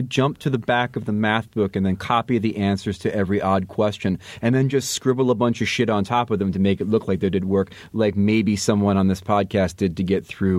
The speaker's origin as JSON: {"language": "English", "country": "United States", "said": "I say this as an American"}